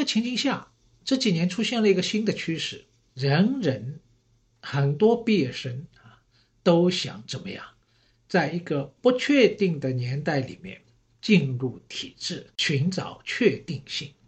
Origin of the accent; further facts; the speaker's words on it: Shanghai, China; 因为呢，我是上海人，所以呢，对城市这一块呢，好像也特别有感觉。